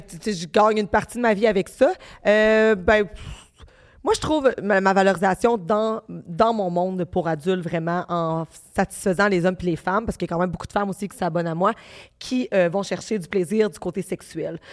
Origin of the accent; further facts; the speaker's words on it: Baie-Comeau, Quebec, Canada; je viens de Bécomo, c'est à Côte-Nord, c'est une petite ville